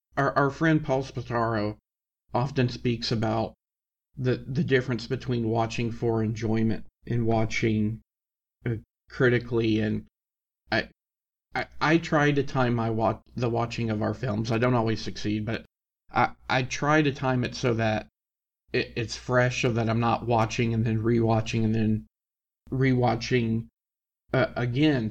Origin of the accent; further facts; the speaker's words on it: Tennessee, United States; someone who was born and raised in Tennessee